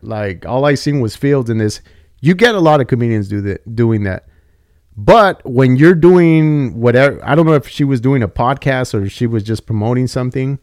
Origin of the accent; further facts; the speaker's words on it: Santa Paula, California, United States; also born or lived in Oxnard / Fillmore; I grew up in the eight oh five and I grew up in Santa Paula